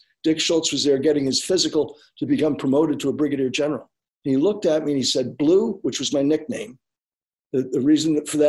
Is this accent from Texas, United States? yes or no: yes; San Antonio, Texas, United States; 1943, I was born in Texas, San Antonio.